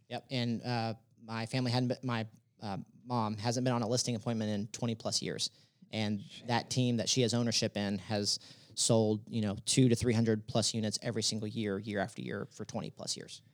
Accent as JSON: {"language": "English", "town": "Dallas", "region": "Texas", "country": "United States", "also_born_or_lived": "Denton, Texas", "said": "I'm originally from Dallas"}